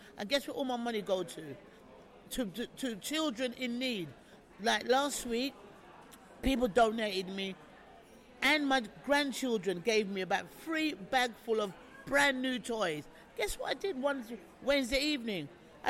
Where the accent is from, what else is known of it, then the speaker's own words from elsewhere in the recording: England, United Kingdom; Being English, Big Brother and the Jungle.